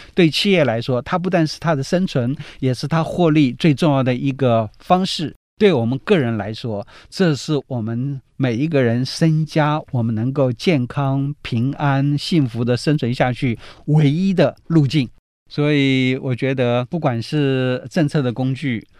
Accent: Taiwan; 我们台湾

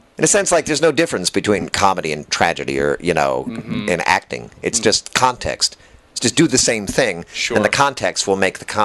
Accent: East Coast, United States; I'm from the East Coast.

